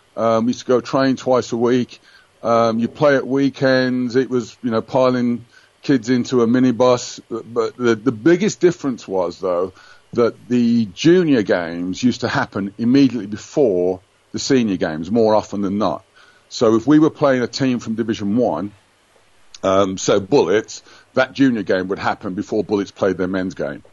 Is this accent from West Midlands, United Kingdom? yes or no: yes; Birmingham, West Midlands, United Kingdom; moved away as an adult; also born or lived in West Bromwich / Virginia / Greece; I was born and bred in Birmingham